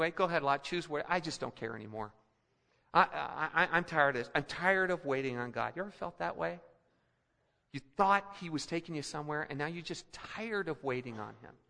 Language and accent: English; Philippines; also born or lived in Colorado; now in United States; But I remember growing up in the Philippines, and, and uh, I was a kid, uh, just finished first grade, and we came back to Denver for a year.